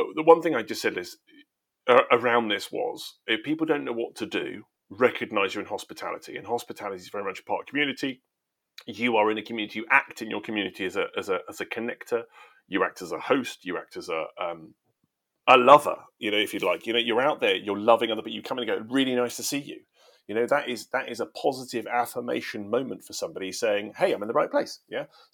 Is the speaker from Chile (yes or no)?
no; England, United Kingdom; I am British, English